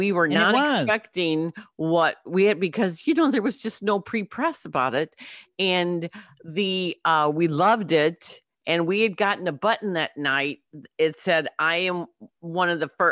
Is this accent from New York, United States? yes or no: no; Belleville, Illinois, United States; my hometown is Belleville